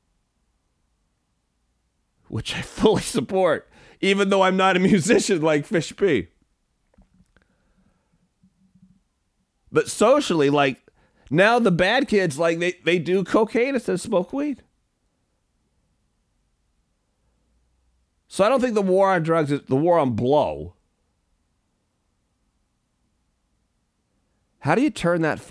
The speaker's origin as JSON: {"language": "English", "town": "San Francisco", "region": "California", "country": "United States", "tie": "born or raised there", "said": "I was born in San Fran"}